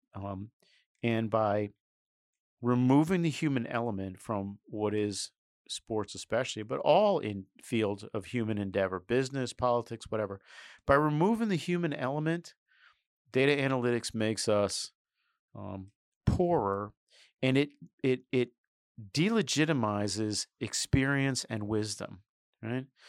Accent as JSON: {"language": "English", "town": "New York City", "region": "New York", "country": "United States", "said": "As a New Yorker"}